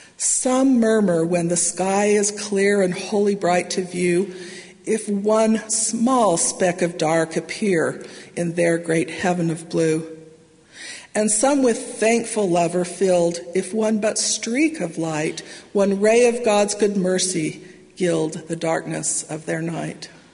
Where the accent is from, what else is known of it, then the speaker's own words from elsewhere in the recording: Salt Lake Valley, Utah, United States; now in Provo, United States; I grew up in the Salt Lake Valley